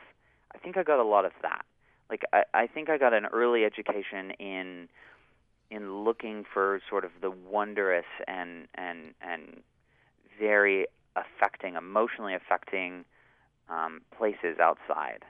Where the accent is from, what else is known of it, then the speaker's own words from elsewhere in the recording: Mendocino, California, United States; also born or lived in Albion, California; now in Salt Lake City, United States; I grew up in Mendocino, in part in a little house in Albion